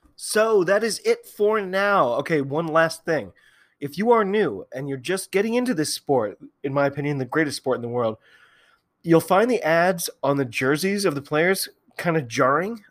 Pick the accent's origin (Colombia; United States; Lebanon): United States; I'm an American